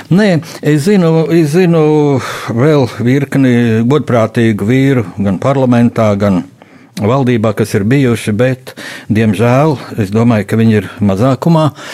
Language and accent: Latvian; Latvia; mēs esam latvieši, mīlēt Latviju